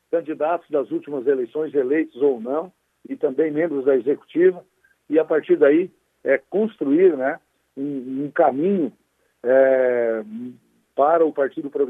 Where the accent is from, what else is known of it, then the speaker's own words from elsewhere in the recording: Sombrio, Santa Catarina, Brazil; eu sou lá da Guarita